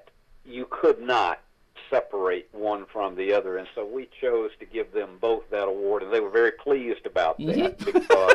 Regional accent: South Georgia, United States; growing up in South Georgia with my own family

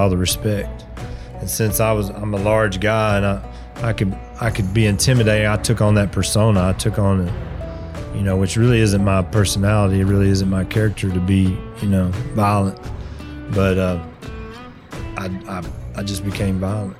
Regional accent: near Greenville, Texas, United States; this little town where we were growing up near Greenville, Texas

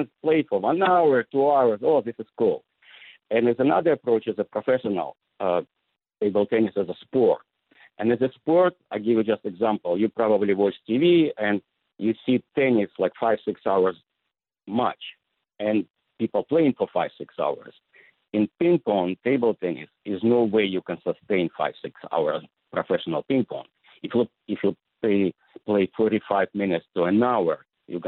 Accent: Belarus; moved away; I'm from Belarus, what used to be former Soviet Union Republic.

